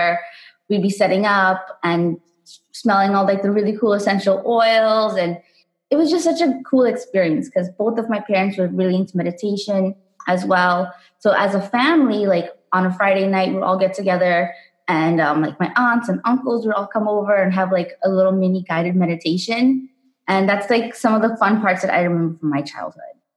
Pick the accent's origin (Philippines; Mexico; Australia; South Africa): South Africa; I grew up in South Africa